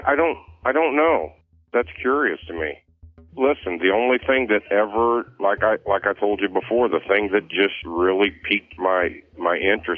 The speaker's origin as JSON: {"language": "English", "town": "Bloomington", "region": "Illinois", "country": "United States", "said": "I'm from Bloomington"}